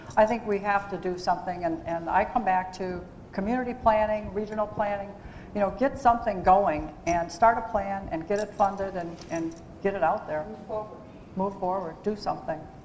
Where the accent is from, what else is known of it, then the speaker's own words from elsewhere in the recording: Hagerstown, Maryland, United States; I'm from Hagerstown